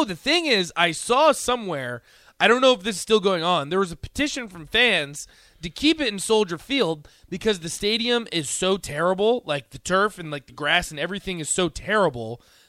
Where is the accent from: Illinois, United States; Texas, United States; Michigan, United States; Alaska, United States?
Illinois, United States; Rockford; moved away; I've been to Chicago quite a few times. I was born in Rockford